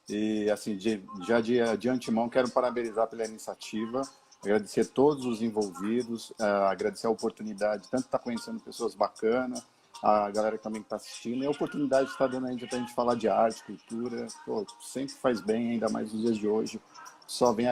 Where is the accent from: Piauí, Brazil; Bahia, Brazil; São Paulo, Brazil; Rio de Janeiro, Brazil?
São Paulo, Brazil; eu sou um paulistano que fui, que fui criado e cresci na, na Zona Leste também. É, cresci em Goianazes, né, num bairro da, do Jardim Gianete, lá em Goianazes.